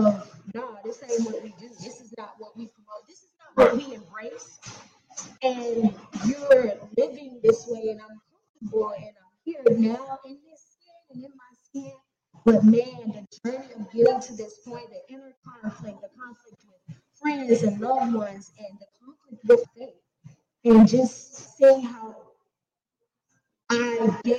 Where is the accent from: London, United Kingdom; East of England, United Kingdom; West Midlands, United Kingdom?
West Midlands, United Kingdom; Growing up in the Black country, my family is my mother's mother.